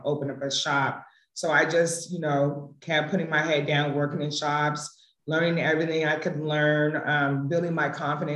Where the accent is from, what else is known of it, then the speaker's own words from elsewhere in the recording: San Jose, California, United States; also born or lived in Las Vegas / Sacramento; I'm actually from San Jose. I was born in Las Vegas, but I've been in like San Jose since maybe 6 months. Went to all schooling out here.